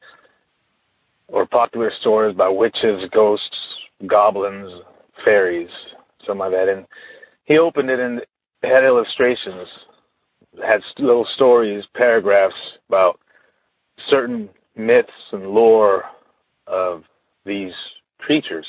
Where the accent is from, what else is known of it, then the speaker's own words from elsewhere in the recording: Sacramento, California, United States; I'm from Sacramento, California